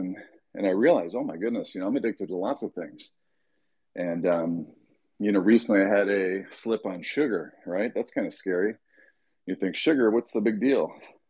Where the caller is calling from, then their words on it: Michigan, United States; I'm dialing in from Michigan.